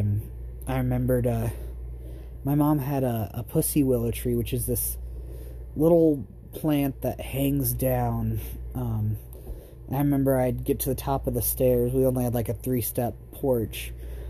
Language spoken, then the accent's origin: English; Buhl, Idaho, United States; also born or lived in Ontario / Vail; I was born in Ontario and was in Vail for a little while, but I spent, 3 or 4 years in Buell, Idaho. I don't remember much of it, but it was home.